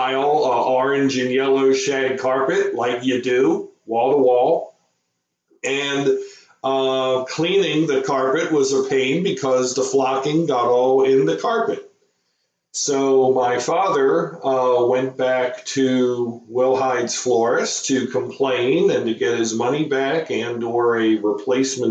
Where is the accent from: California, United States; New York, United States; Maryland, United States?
Maryland, United States; Howard County; growing up in Howard County, Maryland in the 70s, it was a little bit different than it is now. You didn't have, maybe only about a third of the people lived here.